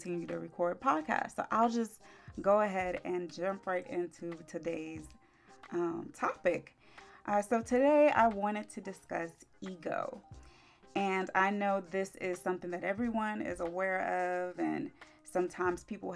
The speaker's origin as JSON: {"language": "English", "region": "Maryland", "country": "United States", "also_born_or_lived": "Orlando, Florida", "said": "I came back home to Maryland"}